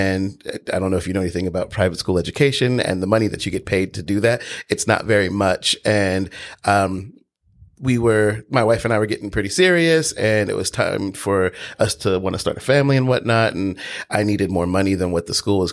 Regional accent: Los Angeles, California, United States; also born or lived in Georgia; I'm originally from Los Angeles

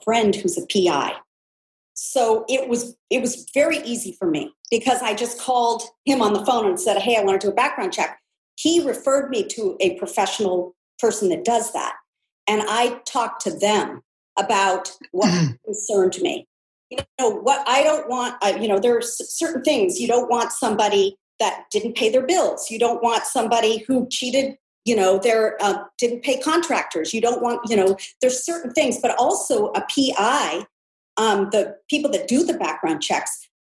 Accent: California, United States; born and raised in California

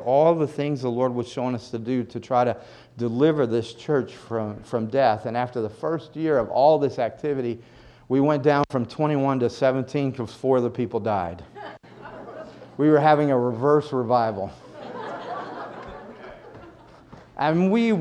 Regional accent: the South, United States; moved away as an adult; also born or lived in Atlanta; now in New York, United States; I'm from the South. I don't know anything about New York

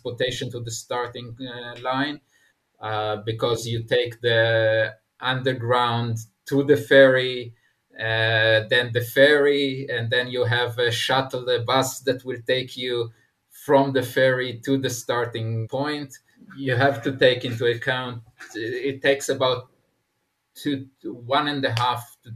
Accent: Israel; I'm coming from Israel

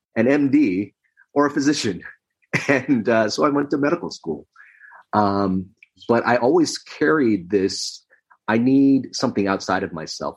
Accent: Los Angeles, California, United States; also born or lived in Philippines; I was in America growing up in Los Angeles

